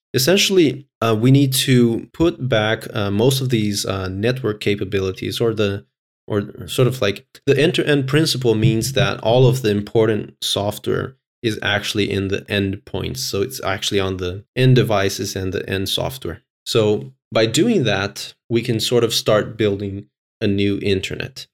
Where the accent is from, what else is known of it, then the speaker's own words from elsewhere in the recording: Brazil; now in Finland; I'm from Brazil